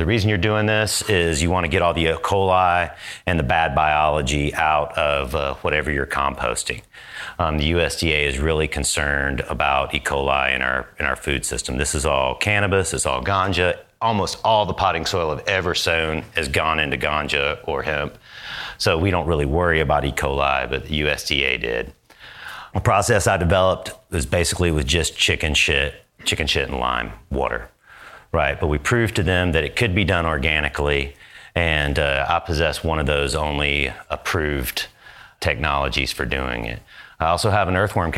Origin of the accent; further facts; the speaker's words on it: Georgia, United States; also born or lived in Northern California; now in Oklahoma, United States; I'm from the South. I'm from Georgia